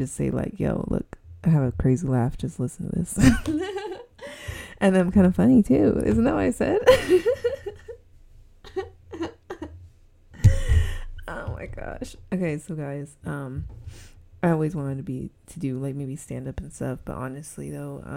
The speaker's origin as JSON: {"language": "English", "region": "Southern California", "country": "United States", "accent": "SoCal", "said": "I'm from SoCal. And I think it's very obvious that I'm from SoCal from my voice."}